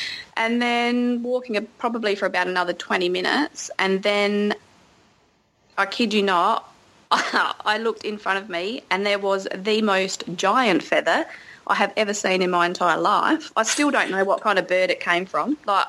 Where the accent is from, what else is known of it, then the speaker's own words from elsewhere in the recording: Gunnedah, New South Wales, Australia; Hi, I'm … from Gunnedah.